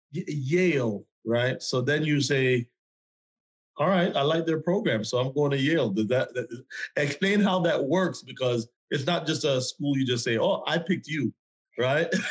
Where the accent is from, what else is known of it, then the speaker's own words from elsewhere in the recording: Jamaica; I'm from Jamaica